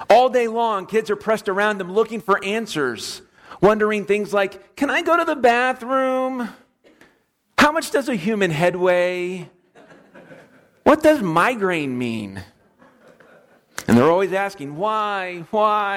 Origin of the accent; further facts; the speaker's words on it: Florida, United States; moved away; I'm from Florida